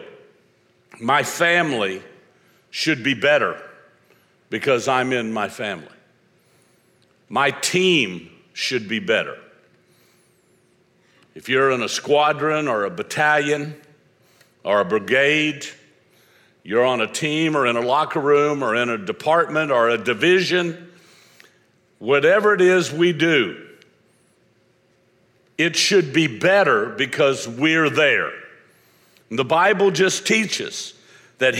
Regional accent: Florida, United States; I'm from Florida

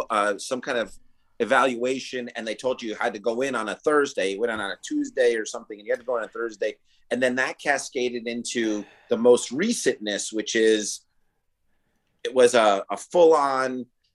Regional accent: New York, United States; as a New Yorker

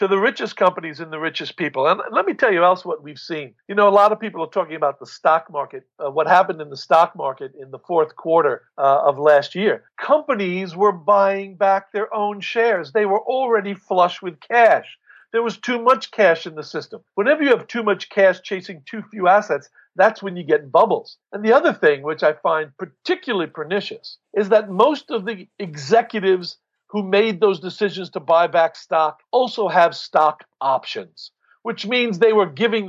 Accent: United States; moved away as an adult; also born or lived in United Kingdom; as an American living abroad

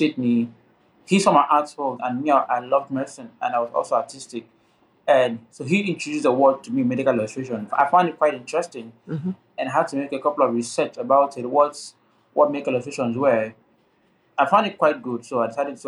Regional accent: Nigeria; now in Akwa Ibom State, Nigeria; I live in Akwa Ibom State in Nigeria

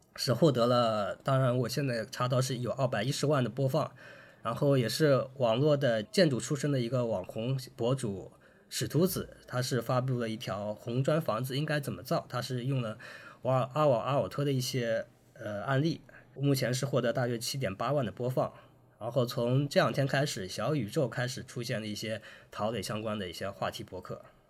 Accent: China; 我们中国还是有一种传统的就是束竹权威的这么一个

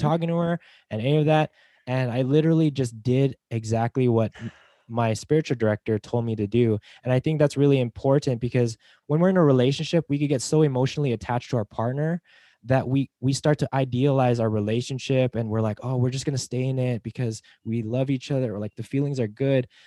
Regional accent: Las Vegas, Nevada, United States; moved away; I'm from Las Vegas

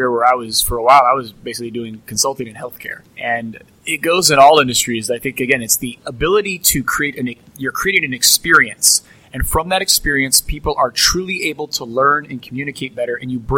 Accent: St. Louis, Missouri, United States; we're all from St. Louis

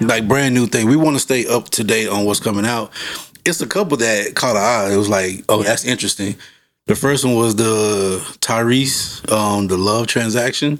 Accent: Fort Worth, Texas, United States; I'm from Fort Worth. If people know about Fort Worth, growing up in the 90s, Fort Worth was like

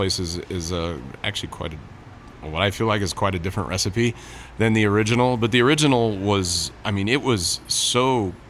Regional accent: San Diego, California, United States; I'm from San Diego

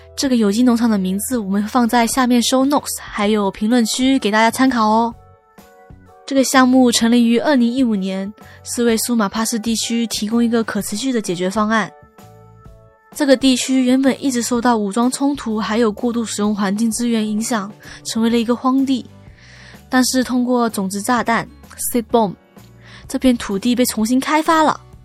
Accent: Hong Kong; 作为土生土长的香港人

